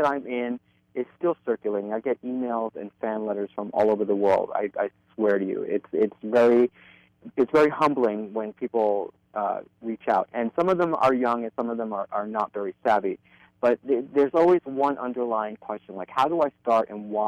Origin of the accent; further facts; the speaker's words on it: New York City, New York, United States; I'm a Brooklyn boy at heart, born and bred in Williamsburg and Greenpoint